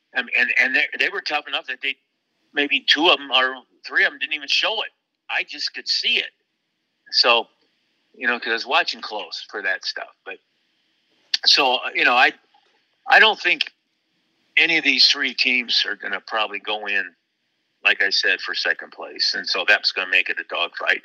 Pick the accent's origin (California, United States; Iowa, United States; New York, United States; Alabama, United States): Iowa, United States; Waterloo; my hometown of Waterloo Cedar Falls at the University of Northern Iowa